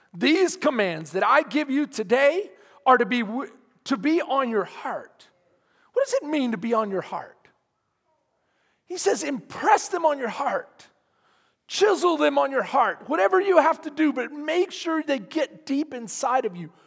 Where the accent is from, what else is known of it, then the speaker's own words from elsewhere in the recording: Houston, Texas, United States; now in Bastrop, United States; I'm from Houston, second ward, third ward.